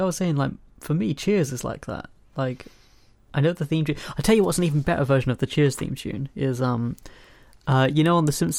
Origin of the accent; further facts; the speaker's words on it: United Kingdom; So I'm a British young person. Everyone knows Doctor Who.